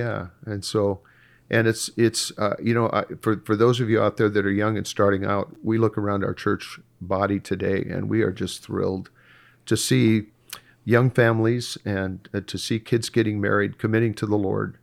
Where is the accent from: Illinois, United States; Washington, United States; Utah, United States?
Washington, United States; Seattle; also born or lived in Bellevue, Washington; growing up in Seattle was, was rather idyllic at that, at that time.